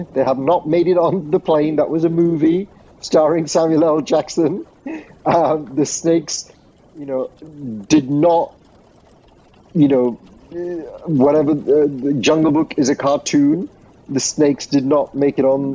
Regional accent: Sri Lanka; I grew up in Sri Lanka.

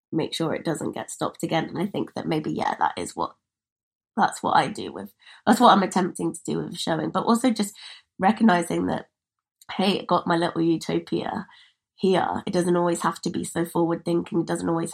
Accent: United Kingdom; I'm British

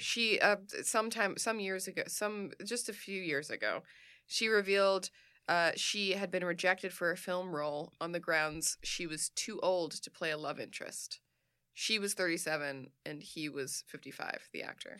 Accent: Sweden; I am from Sweden

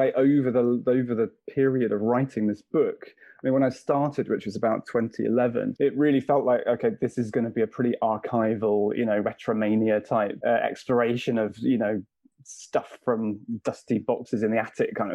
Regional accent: Bristol, South West England, United Kingdom; moved away as an adult; I grew up in Bristol

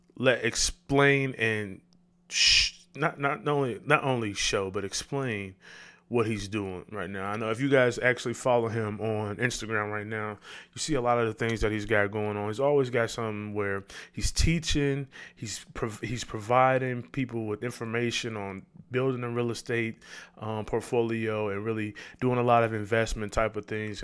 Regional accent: Chicago, Illinois, United States; we come from the South Side.

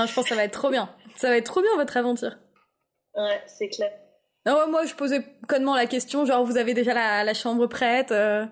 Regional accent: Lille, Hauts-de-France, France; Alors, je viens de Lille

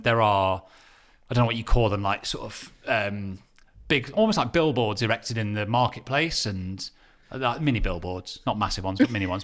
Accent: Derby, East Midlands, United Kingdom; my hometown of Derby

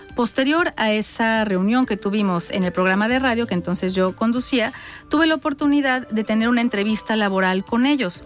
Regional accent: Mexico; soy una mujer mexicana

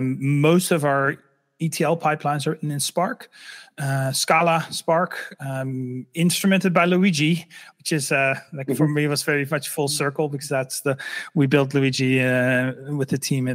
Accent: Netherlands; English is a second language; I'm originally from the Netherlands. Sometimes I still have a slight accent, but it's not that big anymore.

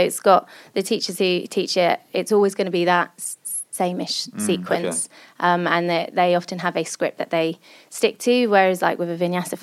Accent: England, United Kingdom; I'm English

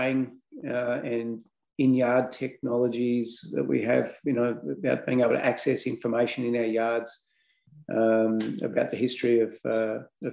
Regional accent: Melbourne, Victoria, Australia; now in Wantabadgery, Australia; I grew up actually in Melbourne.

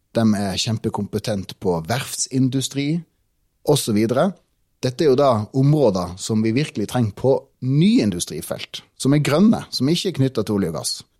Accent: Tromsø, Troms, Norway; jeg er en gutt fra Tromsø

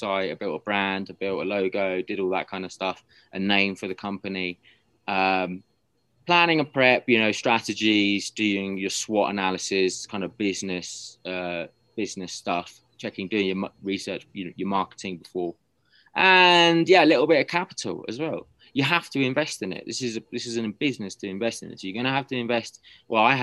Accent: United Kingdom; moved away as an adult; now in Peru; I obviously had that natural advantage of being British in Peru

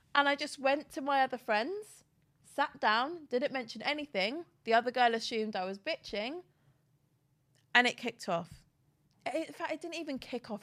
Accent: Cockfosters, London, United Kingdom; If I wanna sound one way, I'll say North London. If I wanna sound another way, I'll say I'm from Cock Fosters in Hertfordshire

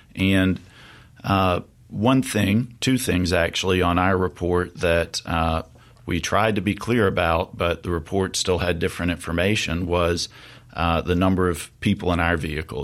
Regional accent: Jackson, Mississippi, United States; also born or lived in Oxford, Mississippi; I'm born and raised in Mississippi, uh, hail from the Mississippi Delta, but grew up in Jackson

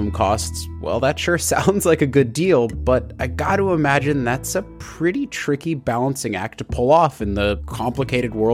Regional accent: United States; as an American

